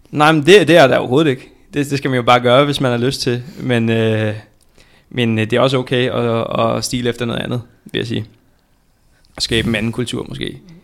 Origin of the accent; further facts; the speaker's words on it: Viborg, Central Denmark Region, Denmark; Jeg er født og opvokset i øh, Viborg